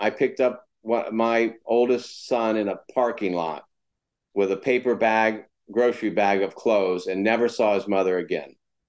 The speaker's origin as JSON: {"language": "English", "region": "Florida", "country": "United States", "tie": "born or raised there", "also_born_or_lived": "West Virginia", "moved": "as an adult", "lives_now": "California, United States", "said": "I'm from West Virginia, grew up in Florida."}